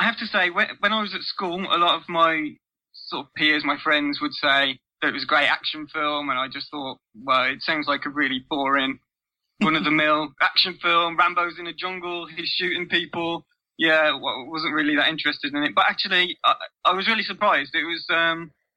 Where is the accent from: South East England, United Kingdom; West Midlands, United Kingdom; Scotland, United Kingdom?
West Midlands, United Kingdom; Black Country; accent: mangled Black Country; my sort of mangled Black Country accent